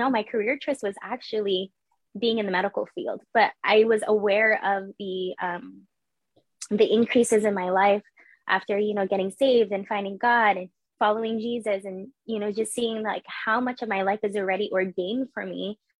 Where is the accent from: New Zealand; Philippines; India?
Philippines; I'm Filipino. I'm supposed to be in the medical industry and I was pursuing the medical industry. So that whole thing about Filipinos being in the nursing field, that is true.